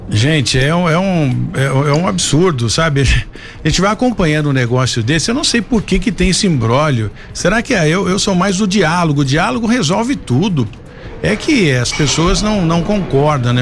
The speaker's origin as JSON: {"language": "Portuguese", "town": "São José dos Campos", "region": "São Paulo", "country": "Brazil", "tie": "born or raised there", "said": "Eu, como joseense, nascido e criado em São José"}